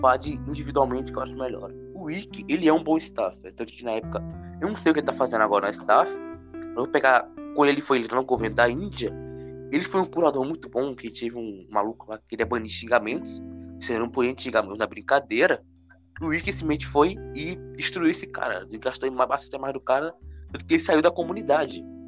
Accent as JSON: {"language": "Portuguese", "town": "Recife", "region": "Pernambuco", "country": "Brazil", "said": "eu tenho 16 anos e sou de Recife, Pernambuco."}